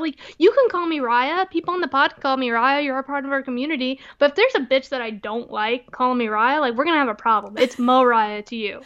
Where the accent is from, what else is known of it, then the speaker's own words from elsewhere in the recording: Texas, United States; moved away; Texas always has a special place in my heart. I'm always a Texan